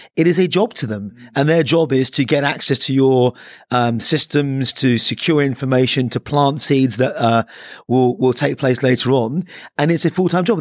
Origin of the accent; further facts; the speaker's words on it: Ireland; I'm the Irishman